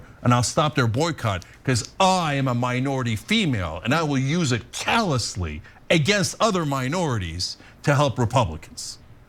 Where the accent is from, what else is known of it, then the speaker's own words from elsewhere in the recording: the South, United States; I'm from the South and I love peach cobbler